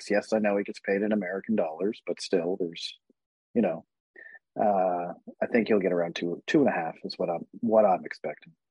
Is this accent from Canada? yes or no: yes; Ottawa, Ontario, Canada; My sister's down from Quebec, and uh, I'm here from Ottawa